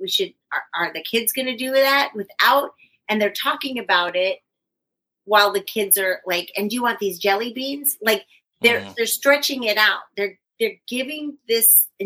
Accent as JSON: {"language": "English", "region": "Northern California", "country": "United States", "moved": "yes", "said": "I'm from Northern California"}